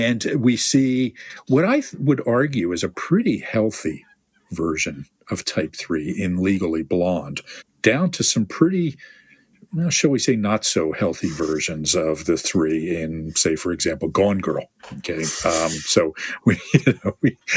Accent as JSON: {"language": "English", "country": "United States", "said": "I am from the United States of America"}